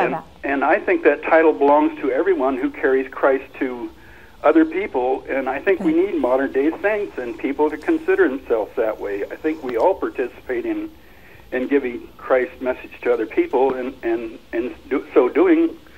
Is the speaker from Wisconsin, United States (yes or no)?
no; Los Angeles, California, United States; Los Angeles.